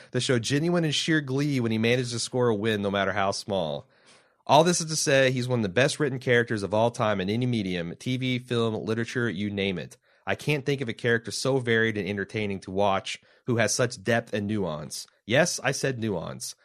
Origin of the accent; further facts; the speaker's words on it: Indiana, United States; now in Ohio, United States; we're from Indiana